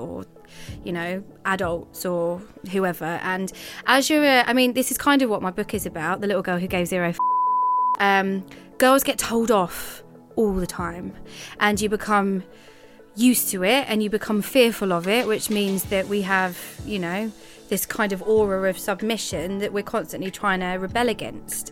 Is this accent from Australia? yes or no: no; Thurrock, East of England, United Kingdom; I am from Essex, and actually the worst part of Essex that you can get. A place called Thurrock